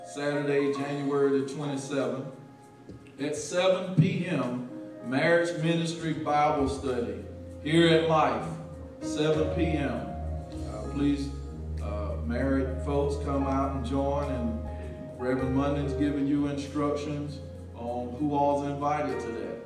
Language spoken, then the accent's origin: English; Albany, United States; I'm from Albany